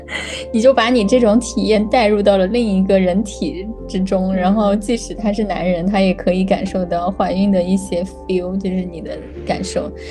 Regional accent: China; now in Sweden; 就跟我们国内也有嘛，

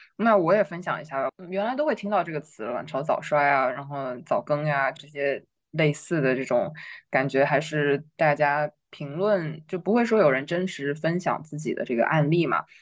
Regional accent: China; 我们中国人

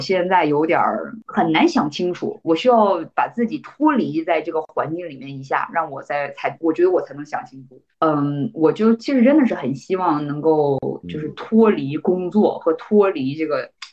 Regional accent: Northeast China, China; moved away as an adult; also born or lived in New York / US West Coast; now in United States; 我们嗯。东北人的

